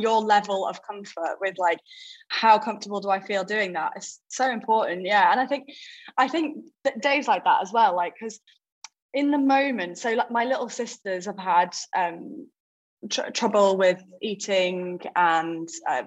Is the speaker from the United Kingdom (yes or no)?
yes; United Kingdom; we're British